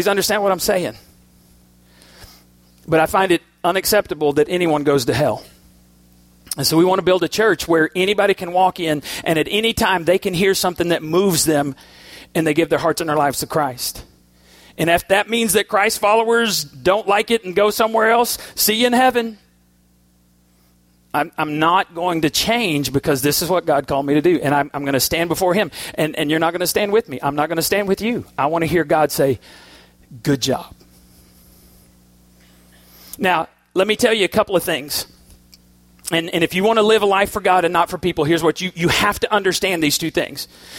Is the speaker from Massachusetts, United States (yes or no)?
yes; Boston, Massachusetts, United States; I am a rock and roll dude. I grew up on Foreigner in Boston.